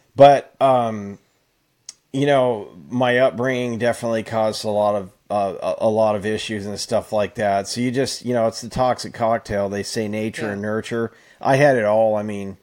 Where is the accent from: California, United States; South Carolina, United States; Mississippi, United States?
California, United States; Fresno; most of my childhood, or at least when I was a teenager on up, was in Fresno.